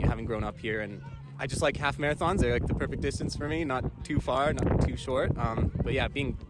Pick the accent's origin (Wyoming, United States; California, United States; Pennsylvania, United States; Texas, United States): Wyoming, United States; Lander; now in Laramie, United States; I grew up in Lander. My family has a cabin up here at South Pass, so I spent a lot of time up here.